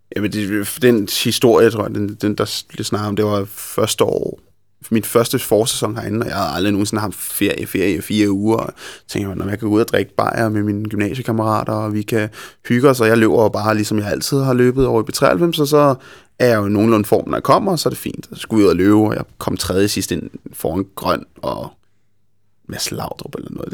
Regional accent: Copenhagen, Capital Region of Denmark, Denmark; jeg er simpelthen for meget københavner

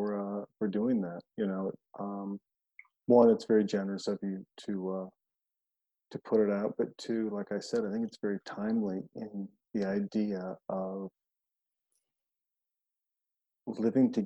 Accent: Montana, United States; I'm from Montana

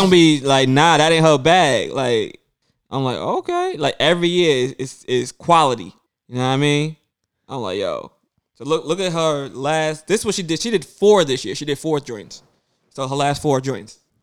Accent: New York City, New York, United States; I grew up in Brooklyn

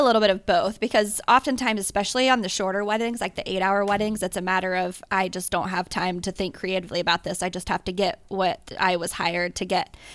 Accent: Cincinnati, Ohio, United States; now in Columbus, United States; I was born and raised in Cincinnati

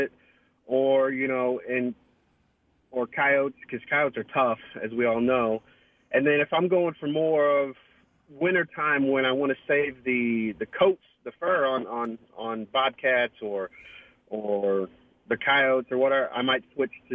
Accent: St. Louis, Missouri, United States; moved away as an adult; also born or lived in Kissimmee, Florida; now in Texas, United States; I'm originally from St. Louis. I moved out to Florida in 2008 with my wife

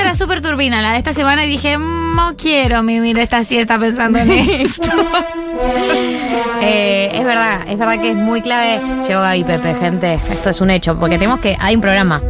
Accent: Argentina; now in Buenos Aires, Argentina; Por dentro soy de otra provincia

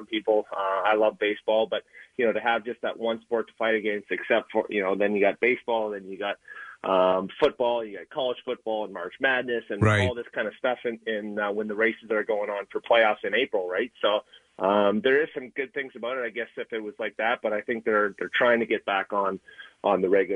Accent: Canada; I'm Canadian

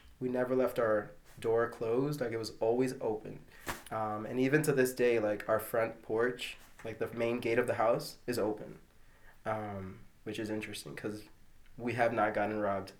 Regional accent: New York City, New York, United States; I was born in Corona, Queens in New York City.

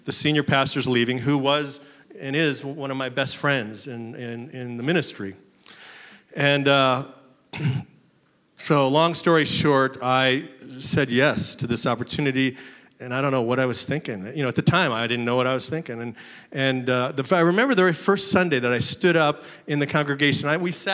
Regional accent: Seattle, Washington, United States; I am a Pacific Northwest boy. I was born and raised in Seattle. Grew up there

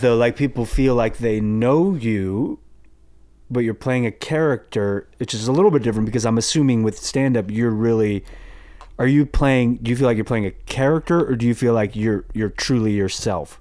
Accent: Los Angeles, California, United States; I grew up in the Valley

